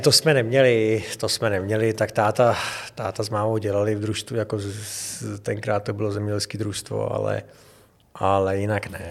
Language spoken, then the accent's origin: Czech; Czechia; also born or lived in Havlíčkův Brod; od nuly jsem vyrůstal v Hradci